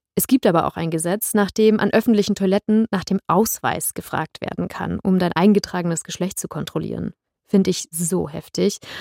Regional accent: Germany; bei uns in Deutschland

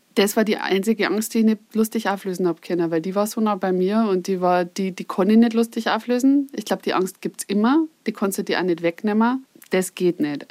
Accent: Upper Palatinate, Bavaria, Germany; moved away; ich komme ursprünglich aus der Oberpfalz

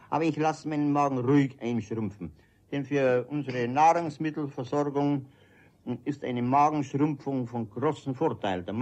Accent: Munich, Bavaria, Germany; born there; Nein, in der Sonnenstraße, im Postcheckamt.

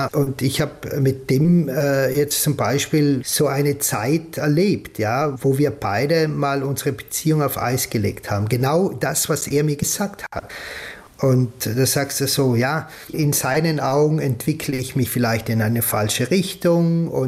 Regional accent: Trentino-Alto Adige, Italy; dann schreiben sie mir die Texte schon so wie ich sie als Südtiroler sagen würde.

